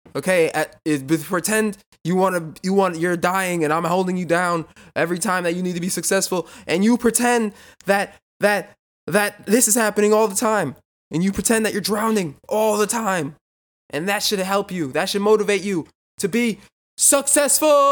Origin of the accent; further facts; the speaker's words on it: New York, United States; I'm from New York